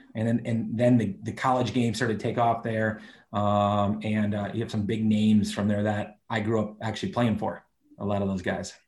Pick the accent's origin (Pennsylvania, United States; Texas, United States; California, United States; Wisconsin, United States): Wisconsin, United States; Milwaukee; moved away as an adult; now in Charlotte, United States; I grew up in Milwaukee, Milwaukee, Wisconsin.